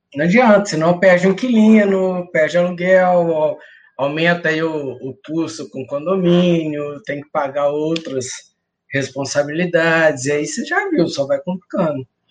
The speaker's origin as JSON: {"language": "Portuguese", "town": "Cataguases", "region": "Minas Gerais", "country": "Brazil", "said": "Cataguases, Minas Gerais, perto de Juiz de Fora"}